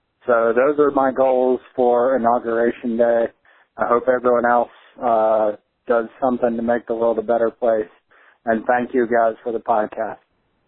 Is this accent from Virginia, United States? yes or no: yes; Virginia, United States; I'm from Southwest Virginia.